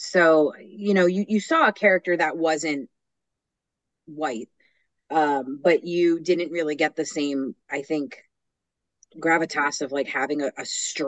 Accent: New York, United States; Coming from like a musical theater background and growing up in New York

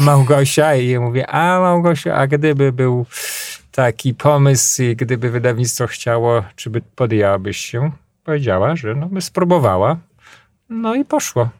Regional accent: Podlaskie Voivodeship, Poland; also born or lived in Grabowiec; u nas na Podlasiu

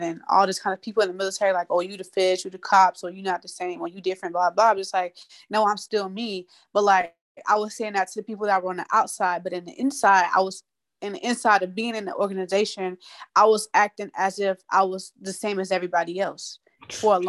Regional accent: Tampa, Florida, United States; moved away; I'm from Sub Springs. I'm from Tampa, Florida.

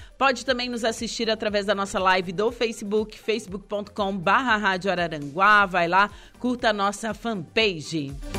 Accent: Torres, Rio Grande do Sul, Brazil; Eu sou de, eu sou de Torres, né? Meu, meus parentes são tudo de lá

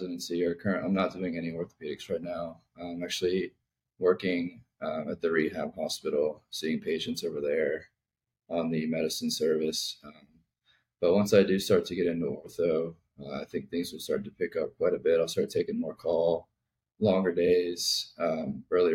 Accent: north of Baltimore, Maryland, United States; I grew up in Maryland, north of Baltimore.

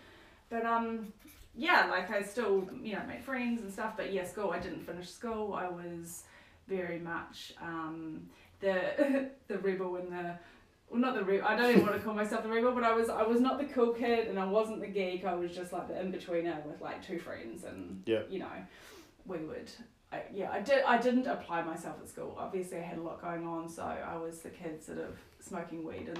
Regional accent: Stratford, Taranaki, New Zealand; also born or lived in New Plymouth; Taranaki, born and bred. Mm-hmm. So was born in New Plymouth, but then actually grew up in Stratford.

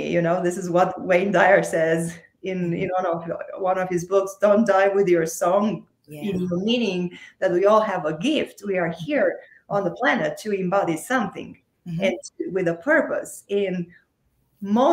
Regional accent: Romania; moved away as an adult; now in United States; I'm originally from Romania. So I was still in Romania at that time.

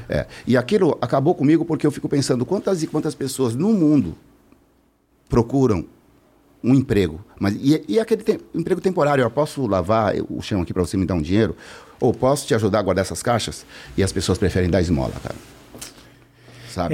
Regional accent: São Paulo, Brazil; eu vim da Vila Missionária, zona sul de São Paulo, lá na região de Santo Amaro, do lado de Diadema, Jardim Miriam e Jardim Luzo

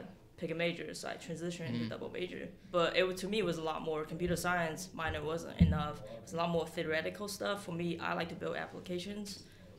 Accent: Huntsville, Alabama, United States; now in Atlanta, United States; I grew up in Huntsville, Rocky City.

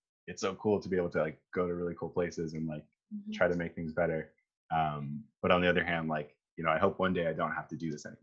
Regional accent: Northern Ontario, Canada; I grew up in Northern Ontario as well

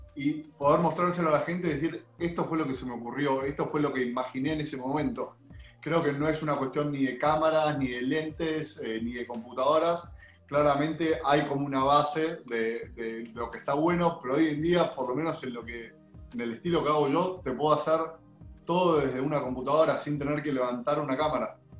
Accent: Argentina; como todo argentino

